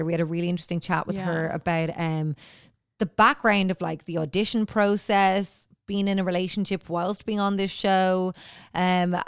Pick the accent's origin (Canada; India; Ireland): Ireland; we Irish